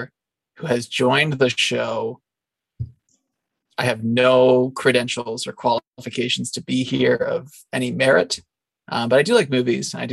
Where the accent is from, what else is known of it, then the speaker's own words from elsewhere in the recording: Canada; also born or lived in San Francisco; I'm from Canada